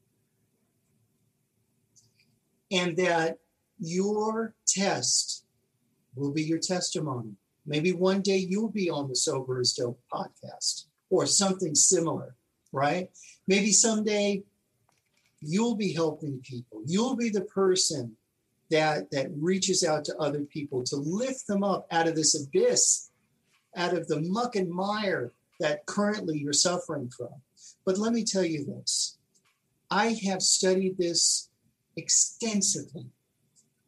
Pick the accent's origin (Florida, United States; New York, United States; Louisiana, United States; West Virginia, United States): New York, United States; New York City; moved away; I grew up in Elmhurst